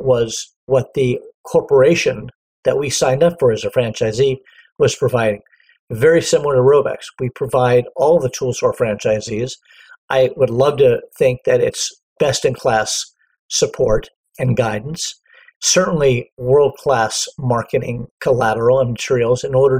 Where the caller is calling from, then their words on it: Los Angeles, California, United States; I am in sunny Southern California. To be exact, I am probably about 3 miles from the beach and Los Angeles International Airport in a little area called Westchester.